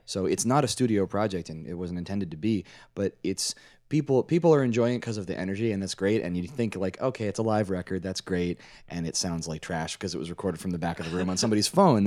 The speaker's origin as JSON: {"language": "English", "town": "Washington", "region": "District of Columbia", "country": "United States", "moved": "yes", "lives_now": "New Jersey, United States", "said": "I'm from D C originally. I'm from Washington, D C, and I live in New Jersey these days"}